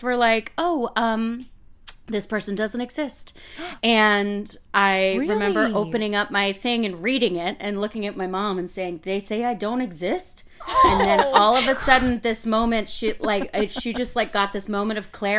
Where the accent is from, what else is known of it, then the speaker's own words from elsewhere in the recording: Massachusetts, United States; now in New York, United States; I was born in Massachusetts